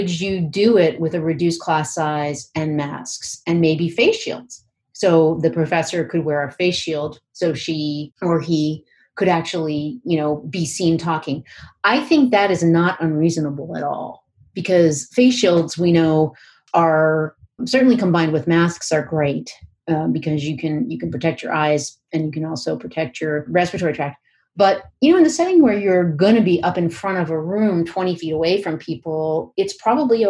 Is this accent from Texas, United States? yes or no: no; Pennsylvania, United States; I'm from Pennsylvania